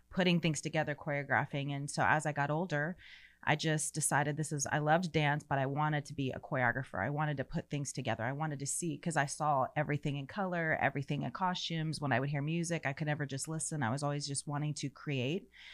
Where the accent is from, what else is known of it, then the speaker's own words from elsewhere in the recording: St. Petersburg, Florida, United States; moved away as an adult; also born or lived in Orlando / Tampa; now in Texas, United States; I was born and raised in Florida. I was born in Saint Pete, raised in Florida my whole life until God called us to Texas when I was thirty-six years old